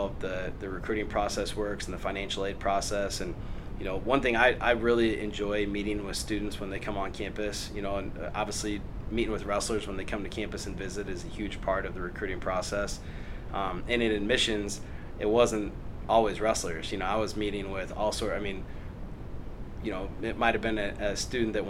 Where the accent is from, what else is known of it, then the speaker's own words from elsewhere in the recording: Des Moines, Iowa, United States; I grew up in the Des Moines area and then went to high school at Johnston High School. So I'm from this area originally.